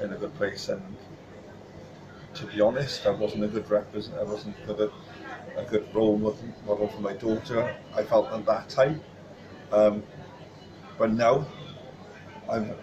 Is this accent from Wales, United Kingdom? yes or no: yes; Pontypridd, Wales, United Kingdom; also born or lived in Roos; I'm originally from Pontypridd, but I was born in Roos, actually. Moved up to Pontypridd then